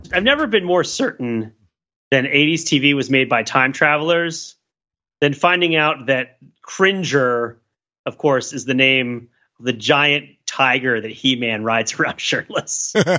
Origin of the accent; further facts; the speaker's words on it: United States; Being American